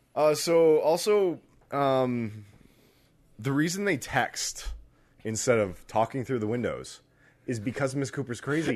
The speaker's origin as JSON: {"language": "English", "country": "Canada", "said": "as a Canadian"}